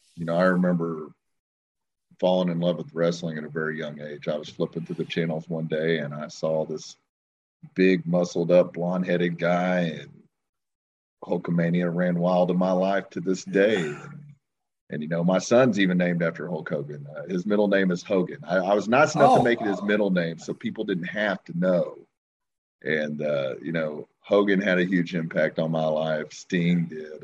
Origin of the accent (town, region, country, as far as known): Long Grove, Oklahoma, United States; born or raised there